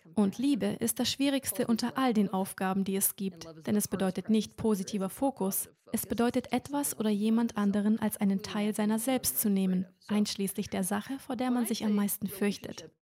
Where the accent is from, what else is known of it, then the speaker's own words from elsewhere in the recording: Germany; moved away as an adult; Ich bin hier aufgewachsen, aber wie ich Ihnen bereits erzählt habe, bin ich letztes Jahr ausgewandert